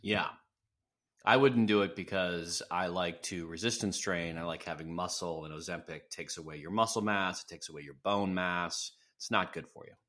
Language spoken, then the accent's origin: English; Wisconsin, United States; now in California, United States; I'm from Wisconsin.